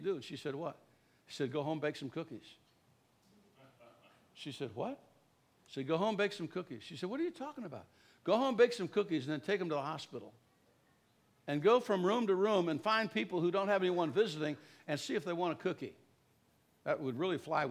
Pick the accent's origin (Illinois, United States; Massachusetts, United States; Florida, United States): Illinois, United States; Creed; Little town I kind of did most of my growing up in Creed, Illinois.